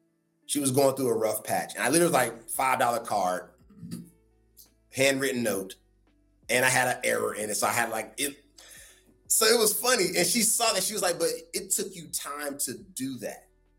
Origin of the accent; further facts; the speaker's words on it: North Carolina, United States; accent: Southern drawl; moved away; I'm from the South. I'm from North Carolina. Like I'm a Southern boy at heart, although I live on the West Coast now. It's ingrained in me, that Southern upbringing.